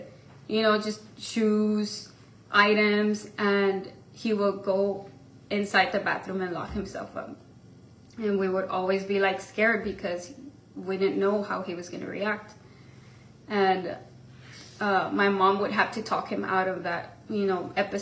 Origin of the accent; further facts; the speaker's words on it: Mission, Texas, United States; also born or lived in McAllen, Texas; at the age of 4, we moved to Mission, Texas, which that's where I grew up all my life